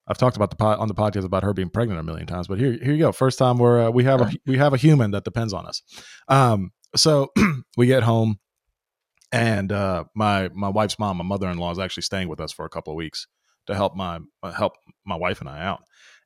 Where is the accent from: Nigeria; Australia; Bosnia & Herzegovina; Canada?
Bosnia & Herzegovina; born there; When I was born in Yugoslavia, what is now Bosnia, my mom, if she needed a break, she, like, on the same street, she had like 15 grandmas